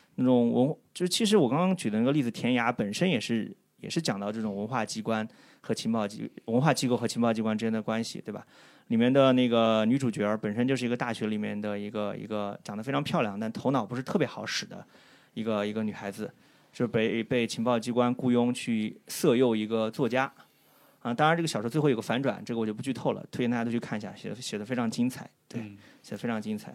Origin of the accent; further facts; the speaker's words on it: China; 在我们中国人看其实是多少有点好笑的。说句实话啊，站在中国人角度